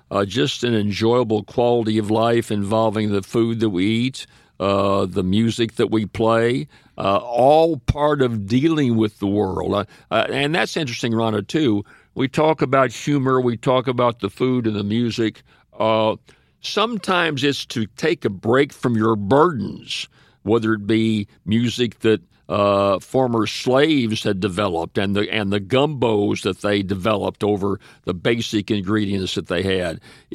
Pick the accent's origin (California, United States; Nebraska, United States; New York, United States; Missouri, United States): Missouri, United States; St. Louis; now in Louisiana, United States; Right. I came down here from St. Louis, came into North Louisiana, a little town of Faraday.